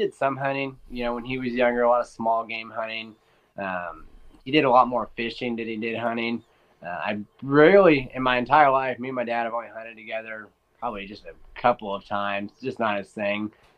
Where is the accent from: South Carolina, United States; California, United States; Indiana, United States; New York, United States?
Indiana, United States; I'm from Indiana, 24